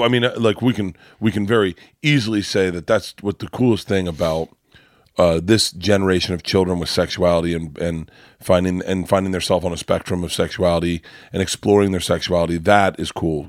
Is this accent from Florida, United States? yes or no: yes; Florida, United States; growing up in Florida